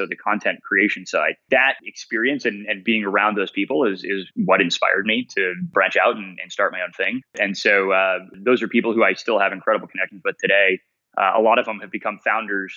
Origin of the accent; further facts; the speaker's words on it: Coppell, Texas, United States; moved away as an adult; also born or lived in Boston; I'm from a tiny town up north of Dallas called Coppell, Texas, and grew up there